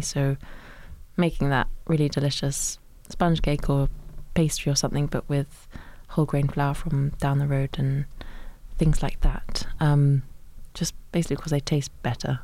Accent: Suffolk, East of England, United Kingdom; I grew up in Suffolk

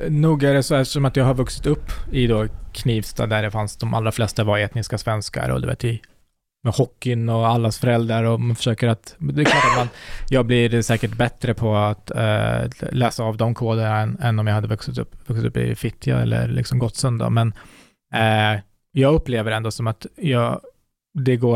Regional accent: Iran; born there; Eh, nej, jag är född i Iran på flykt.

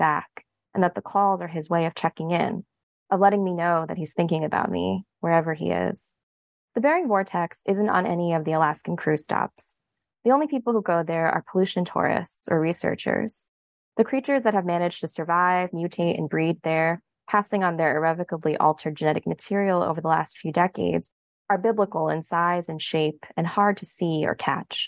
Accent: New Jersey, United States; moved away as an adult; also born or lived in Massachusetts; I am a New Jersey native

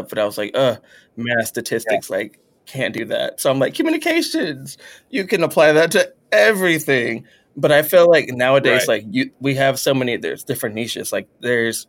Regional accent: Texas, United States; we're both Texan

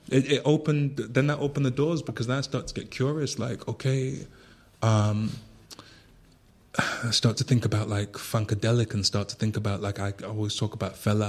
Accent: Manchester, North West England, United Kingdom; now in Berlin, Germany; I was born and raised in Manchester

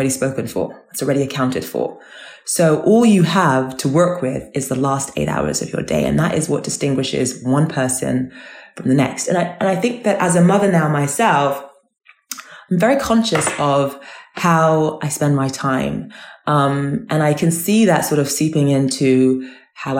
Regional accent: London, United Kingdom; you are, you know, a Nigerian girl and you are a child of immigrants and you are growing up in South London

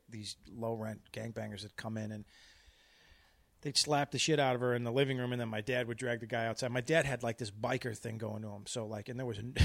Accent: Chicago, Illinois, United States; I'm Irish and Puerto Rican. And we lived in Humboldt Park, which is a huge Puerto Rican neighborhood

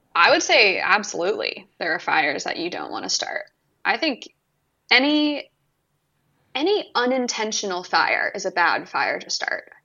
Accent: California, United States; moved away; I'm from California originally

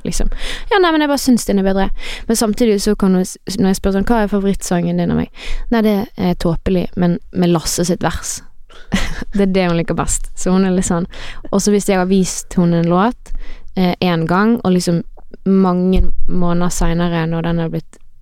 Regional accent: Voss, Vestland, Norway; now in Bergen, Norway; Det er der jeg er fra

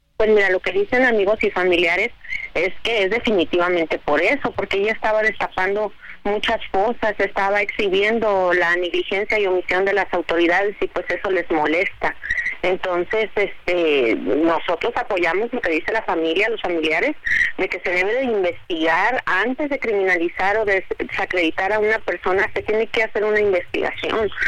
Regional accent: Mexico; los que somos mexicanos, los que pagamos impuestos, los que vivimos aquí

